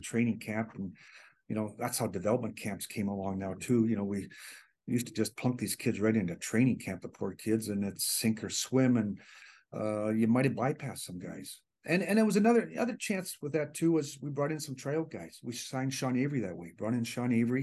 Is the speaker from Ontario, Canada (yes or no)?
no; Hanna, Alberta, Canada; moved away; close to my hometown in Hannah